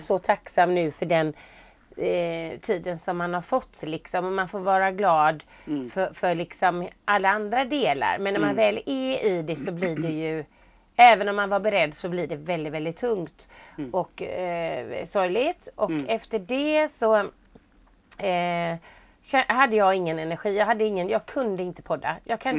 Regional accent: Sweden; jag var hemma i Sverige

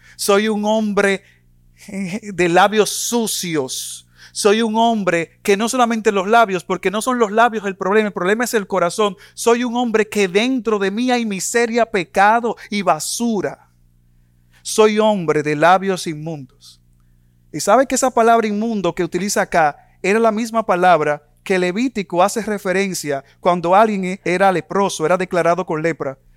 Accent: Dominican Republic; En mi país, República Dominicana

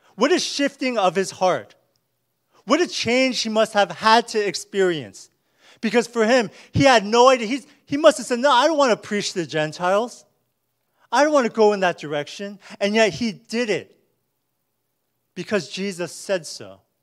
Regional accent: United States; as American Christians

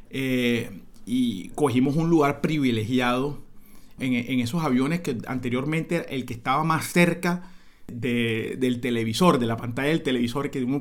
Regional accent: Cartagena, Bolívar, Colombia; me preguntan, che, vos sos de Cartagena. Yo, claro, sí, soy cartagenero, sí.

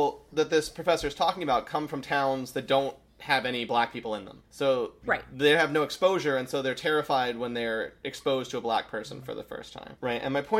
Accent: Northern Midwest, United States; accent: Northern Midwest; The accent that I speak in, which a lot of people call unaccented English, is known either as the newscaster accent or the Northern Midwest accent.

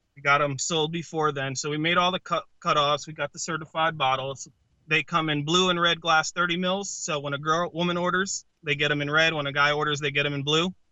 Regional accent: Connecticut, United States; I come from Connecticut

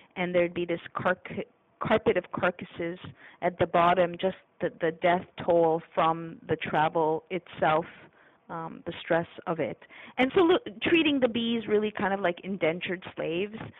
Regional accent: Canada; moved away; I'm a Canadian. I wasn't raised with this lawsuit mentality.

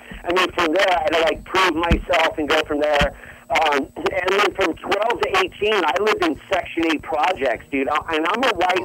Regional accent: Southern California, United States; I'm from Southern California

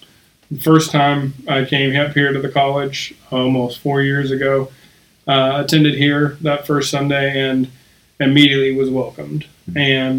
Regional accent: Okmulgee, Oklahoma, United States; moved away; I'm from Omulga, Oklahoma. It's about 45 minutes south of Tulsa, if you know where that is.

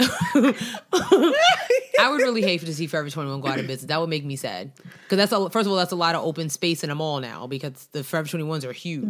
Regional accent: Long Island, New York, United States; growing up in Long Island, I remember I went to a really diverse high school

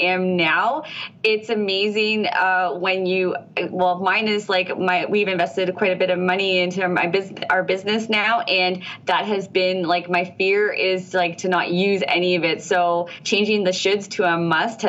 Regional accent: Ontario, Canada; I'm from Ontario

